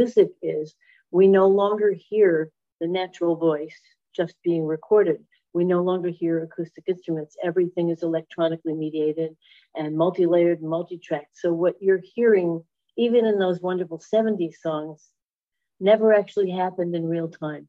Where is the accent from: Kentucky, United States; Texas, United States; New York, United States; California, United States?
New York, United States; New York City; moved away as an adult; now in Sarasota, United States; I grew up in Brooklyn, New York.